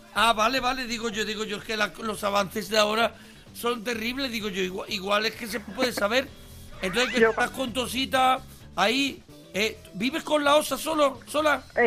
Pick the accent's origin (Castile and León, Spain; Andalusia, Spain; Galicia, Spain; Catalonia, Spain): Andalusia, Spain; yo soy mm, andaluz